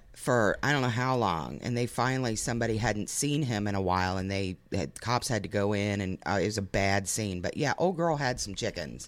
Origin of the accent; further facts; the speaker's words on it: Lebanon, Ohio, United States; We had a chicken lady in my hometown